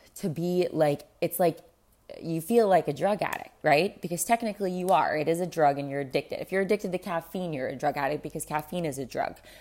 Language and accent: English; South Florida, United States; I grew up in South Florida